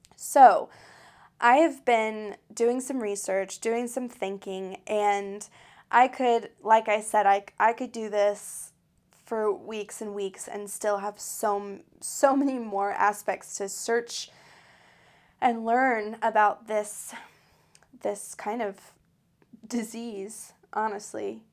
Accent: United States; I'm an American that grew up in, um, in the United States of America

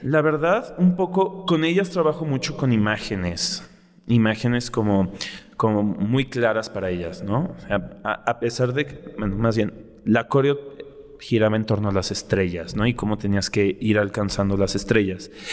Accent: Mexico City, Mexico; soy de aquí, soy chilango

